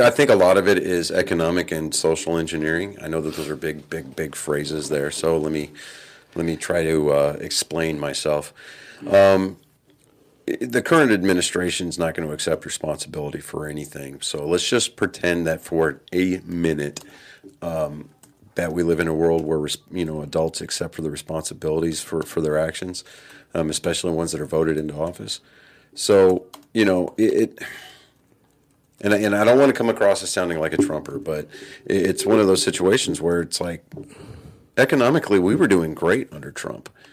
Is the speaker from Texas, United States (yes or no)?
yes; Texas, United States; also born or lived in San Diego, California; I was born in San Diego, and it was just because my dad was in the Navy at the time, and he couldn't get leave approved in time to get me get my mother back to Texas so I could be born here.